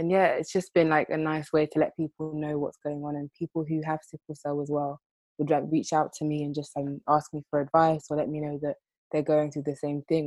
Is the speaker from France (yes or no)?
no; London, United Kingdom; I'm Nigerian. Well, my parents are Nigerian. I've been born, bred in the UK, in London